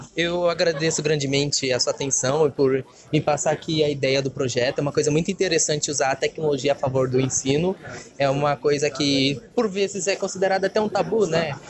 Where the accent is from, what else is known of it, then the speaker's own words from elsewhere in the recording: Brazil; nós que somos brasileiros